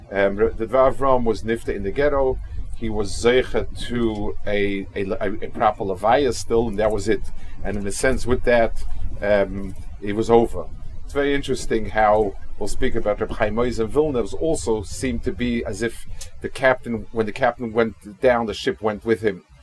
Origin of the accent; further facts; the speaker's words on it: Kaunas, Kaunas County, Lithuania; I hope I'm not disappointing people that I'm focusing a lot on my hometown